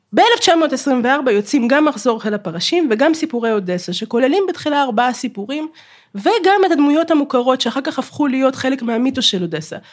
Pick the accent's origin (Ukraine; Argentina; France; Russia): Ukraine; Kharkiv, Kharkiv Oblast; now in Israel; אני מחרקוב